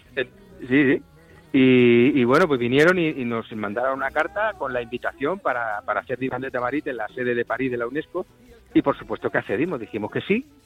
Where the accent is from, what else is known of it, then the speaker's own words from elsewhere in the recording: Andalusia, Spain; moved away; also born or lived in Madrid; yo tengo el corazón andaluz, porque yo me he criado ahí en, en Andalucía, aunque soy de Madrid, pero yo me he criado ahí.